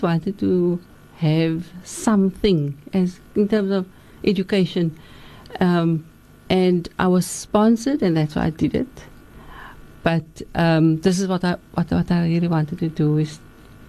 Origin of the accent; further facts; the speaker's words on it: Cape Town, Western Cape, South Africa; also born or lived in Lansdowne / Surrey Estate, Athlone; I'm born and bred on the Cape Flats. I was born in Lansdowne at home.